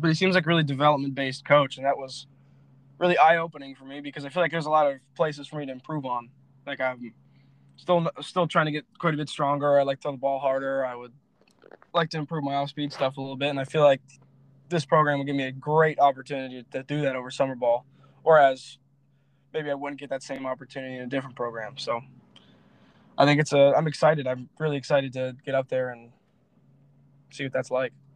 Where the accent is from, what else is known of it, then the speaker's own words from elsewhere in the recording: Florida, United States; also born or lived in Lansing, Michigan; I'm a Florida boy at heart